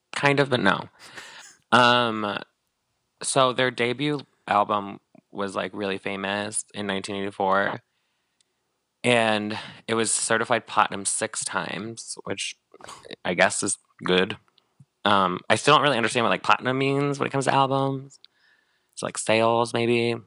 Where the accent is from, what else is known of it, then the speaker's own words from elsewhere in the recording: Northern California, United States; moved away; I'm from Northern California.